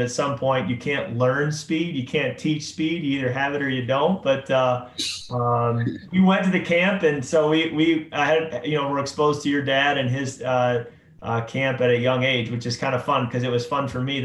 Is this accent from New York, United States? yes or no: no; Chicago, Illinois, United States; I grew up in the Chicago area